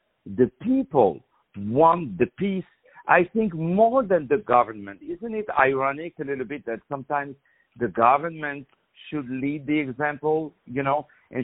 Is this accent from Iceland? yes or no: no; Morocco; Morocco, my home country